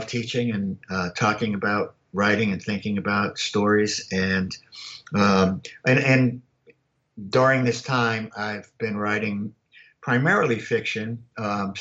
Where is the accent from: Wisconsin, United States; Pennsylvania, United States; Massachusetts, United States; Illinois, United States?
Massachusetts, United States; Worcester; moved away as an adult; also born or lived in Arkansas / Louisiana / Georgia; now in Miami, United States; I grew up in Worcester, Mass, and primarily almost in a housing project